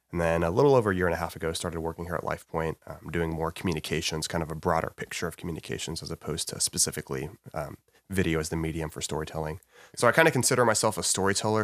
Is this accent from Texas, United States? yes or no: yes; Alvin, Texas, United States; moved away as an adult; also born or lived in Waco, Texas; now in Dallas, United States; I grew up in Alvin